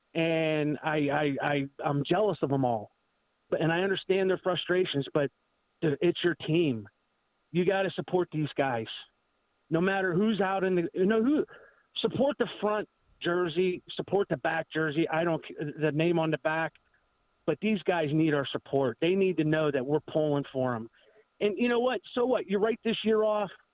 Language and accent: English; Pittsburgh, Pennsylvania, United States; I'm from the Pittsburgh area.